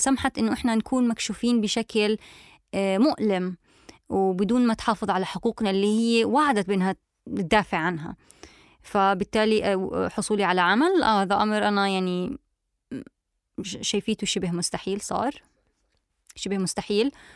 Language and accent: Arabic; West Bank, Palestine; now in Germany; أنا من الضفة الغربية